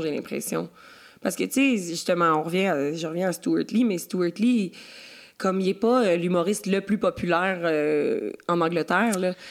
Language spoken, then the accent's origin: French; Quebec, Canada; je suis la petite Québécoise